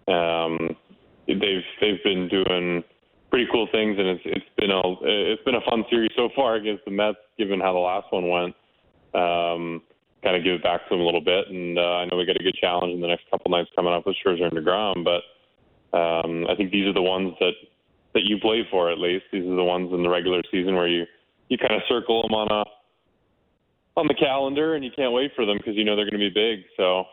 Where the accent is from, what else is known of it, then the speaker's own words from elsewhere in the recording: Canada; being a Canadian kid